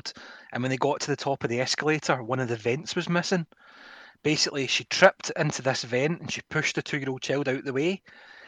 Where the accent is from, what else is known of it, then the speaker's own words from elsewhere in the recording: Scotland, United Kingdom; I'm a Scottish person